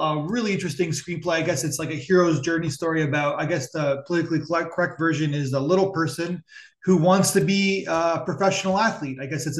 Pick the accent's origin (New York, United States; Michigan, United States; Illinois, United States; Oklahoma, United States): New York, United States; Buffalo; moved away; I'm from Buffalo area. It's in my heart. I can't leave it, even though I don't live there anymore.